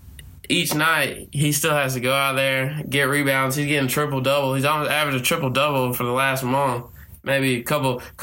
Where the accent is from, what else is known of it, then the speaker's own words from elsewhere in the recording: Macon, Georgia, United States; I'm from Macon, Georgia